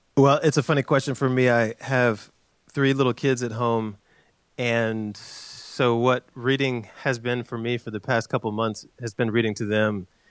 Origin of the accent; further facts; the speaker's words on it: Chapel Hill, North Carolina, United States; moved away; also born or lived in Durham, North Carolina; I was born in Durham, North Carolina, and grew up in Chapel Hill.